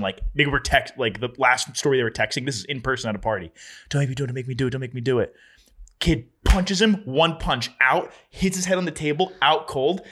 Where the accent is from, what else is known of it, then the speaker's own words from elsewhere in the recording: New Jersey, United States; my hometown